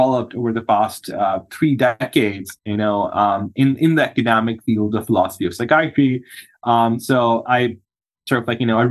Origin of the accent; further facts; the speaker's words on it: Pakistan; moved away as an adult; now in United States; I'm from Pakistan originally. That's where I was born and grew up, and I did my medical school